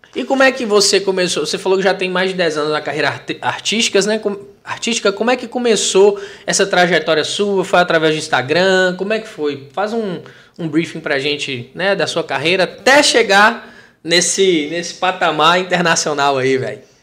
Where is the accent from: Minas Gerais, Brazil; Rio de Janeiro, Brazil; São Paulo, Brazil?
Minas Gerais, Brazil; Teófilo Otoni; eu sou de Teoflotone